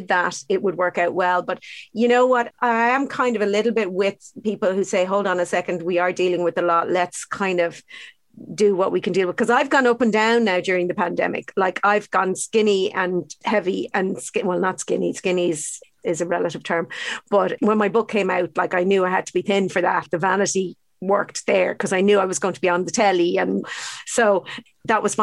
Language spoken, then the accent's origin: English; Ireland; brought up with very unhealthy diets, actually, to be honest, as Irish kids